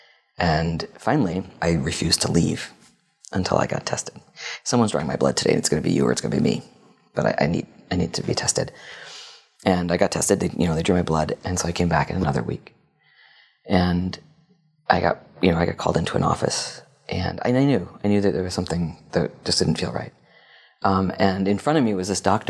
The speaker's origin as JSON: {"language": "English", "town": "New Haven", "region": "Connecticut", "country": "United States", "tie": "born or raised there", "said": "I actually grew up in Connecticut near New Haven"}